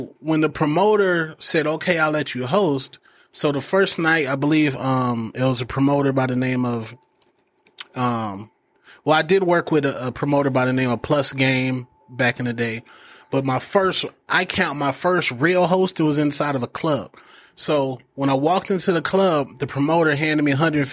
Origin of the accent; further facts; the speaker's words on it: Phoenix, Arizona, United States; also born or lived in Denver, Colorado; I was uh, raised in Maryvale, West Phoenix.